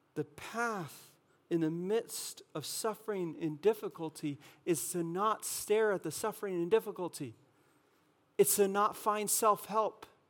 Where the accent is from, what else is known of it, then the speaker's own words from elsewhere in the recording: California, United States; moved away; I'm from California